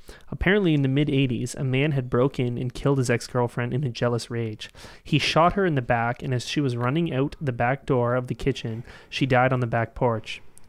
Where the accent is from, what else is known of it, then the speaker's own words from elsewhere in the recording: Canada; We're Canadian. We don't have guns.